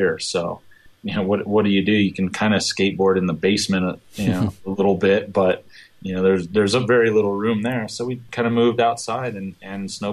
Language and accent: English; Breckenridge, Colorado, United States; growing up in the Breckenridge area